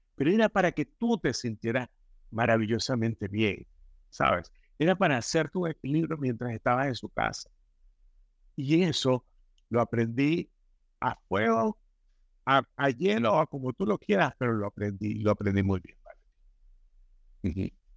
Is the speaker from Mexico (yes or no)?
no; Venezuela; decimos en Venezuela